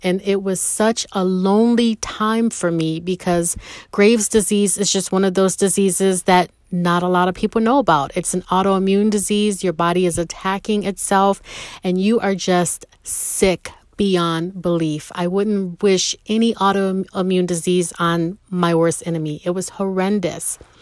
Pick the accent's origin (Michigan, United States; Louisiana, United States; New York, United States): New York, United States; Rochester; moved away; I'm no longer having to live in Rochester, my hometown. No more snow country